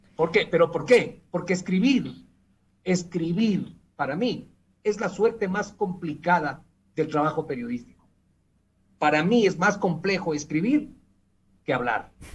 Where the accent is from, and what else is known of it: Ecuador